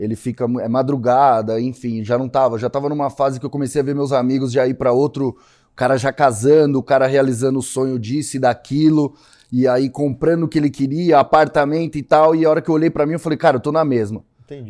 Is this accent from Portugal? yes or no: no; São Paulo, Brazil; Eu sou daqui de São Paulo